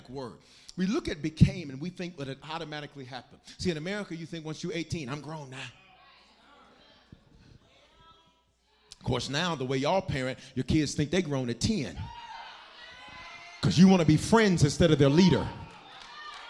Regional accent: Memphis, Tennessee, United States; also born or lived in Denver, Colorado; I was born in Denver but raised in Memphis

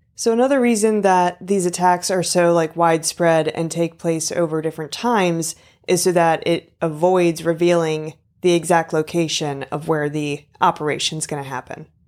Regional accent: United States; as an American

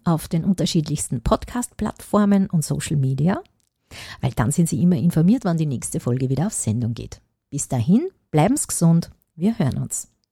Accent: Upper Austria, Austria; ich komme aus Oberösterreich

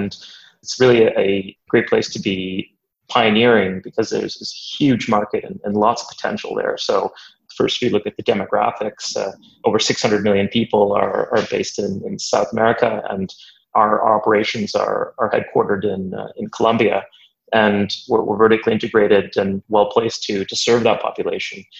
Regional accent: Canada; moved away as an adult; also born or lived in Waterloo, Canada; now in London, United Kingdom; my background is largely that I'm Canadian

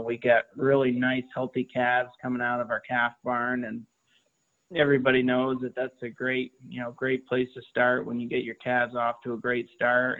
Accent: Vermont, United States; I grew up here in Vermont

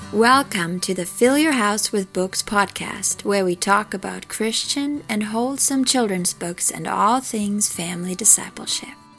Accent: Germany; moved away as an adult; now in Florida, United States; I was born and raised in Germany.

